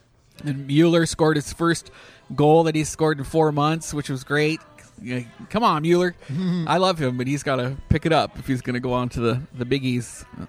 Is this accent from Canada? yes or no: yes; Canada; There's a part of me, so like as a Canadian, it's...